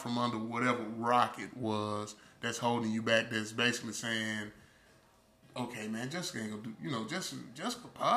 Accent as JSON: {"language": "English", "town": "Uniontown", "region": "Alabama", "country": "United States", "tie": "born or raised there", "said": "you went to RC Hatch, and I'm like, yeah, you know, from Union Town"}